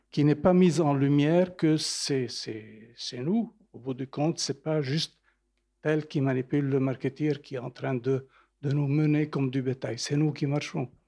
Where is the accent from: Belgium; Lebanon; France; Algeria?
Lebanon; Je viens du Liban d'origine.